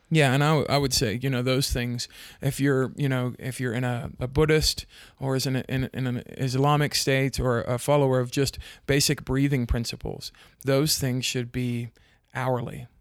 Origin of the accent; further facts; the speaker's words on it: South Africa; now in United States; I grew up in South Africa, but I've lived in the States for a long time